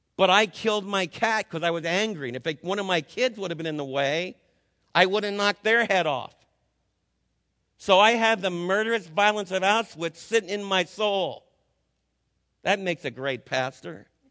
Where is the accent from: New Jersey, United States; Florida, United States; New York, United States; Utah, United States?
Florida, United States; also born or lived in Scrun Lake; now in Texas, United States; As a little kid growing up in Florida, when I was in high school, I used to go down to Fort Lauderdale on my breaks